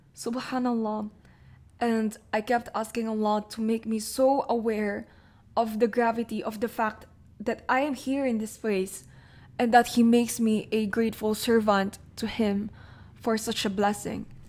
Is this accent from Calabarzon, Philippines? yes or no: no; Manila, Metro Manila, Philippines; also born or lived in Jeddah, Saudi Arabia; growing up in Manila